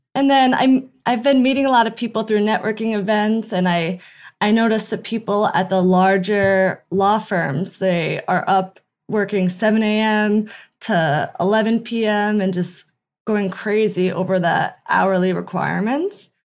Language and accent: English; Albany, New York, United States; moved away as an adult; also born or lived in San Diego, California / Lake Tahoe; now in Del Mar, United States; I'm from Albany, New York, which is just upstate. And I moved to San Diego about six years ago for law school